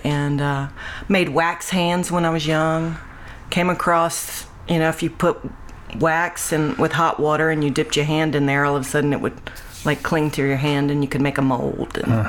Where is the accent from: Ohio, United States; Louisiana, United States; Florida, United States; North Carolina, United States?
Louisiana, United States; Grand Chenier; moved away; also born or lived in Cameron, Louisiana / Hicks, Louisiana / Alexandria, Louisiana; I'm originally from Cameron. Yeah. And grew up in Creole Grand Chenier area too.